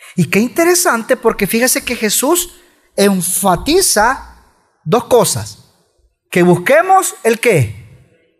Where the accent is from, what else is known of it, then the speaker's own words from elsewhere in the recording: El Salvador; somos salvadoreños